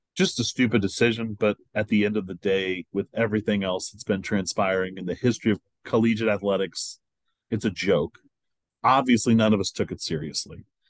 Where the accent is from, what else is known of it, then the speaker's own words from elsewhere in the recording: Indianapolis, Indiana, United States; I'm from Indianapolis.